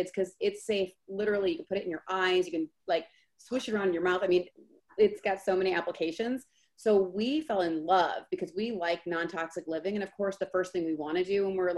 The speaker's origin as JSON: {"language": "English", "town": "Geneva", "region": "Illinois", "country": "United States", "tie": "born or raised there", "also_born_or_lived": "Plainfield, Illinois / Chicago, Illinois", "said": "I'm actually originally from Geneva, Illinois. So I was raised in Geneva my whole life"}